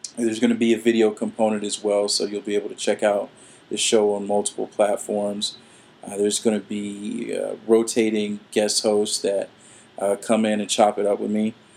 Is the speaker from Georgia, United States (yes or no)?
yes; Atlanta, Georgia, United States; now in Florida, United States; I'm originally from Atlanta, uh, and I've been here for some time